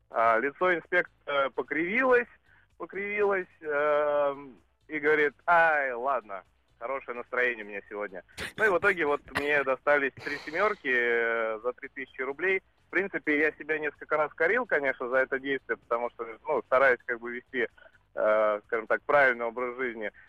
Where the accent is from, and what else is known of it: Saint Petersburg, Russia